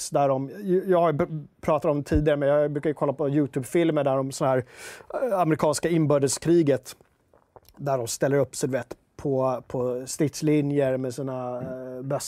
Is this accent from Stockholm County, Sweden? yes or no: yes; Skogås, Stockholm County, Sweden; Jag är från Skogås, annat S. Skogås, söder om stan.